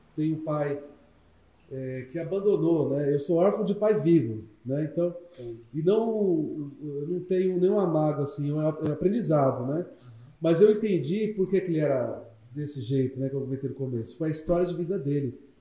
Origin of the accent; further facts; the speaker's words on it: Brazil; lá do Santa Terezinha, né? Onde eu cresci